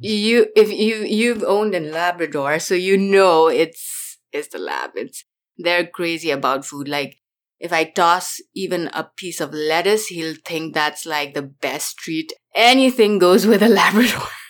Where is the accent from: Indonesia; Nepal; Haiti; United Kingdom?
Nepal; now in California, United States; I grew up in Nepal